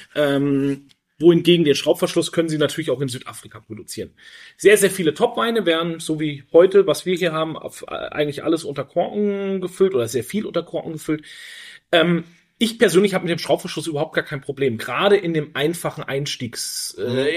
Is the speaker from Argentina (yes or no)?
no; Germany; wir uns ja auch immer als Deutsche mit unserer Vergangenheit beschäftigen werden müssen